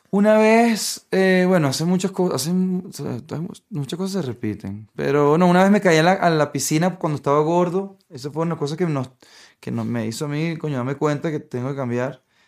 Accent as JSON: {"language": "Spanish", "country": "Venezuela", "moved": "yes", "said": "vengo de Venezuela"}